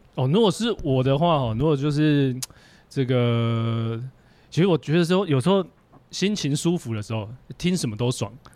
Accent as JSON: {"language": "Chinese", "country": "Taiwan", "said": "我们台湾人"}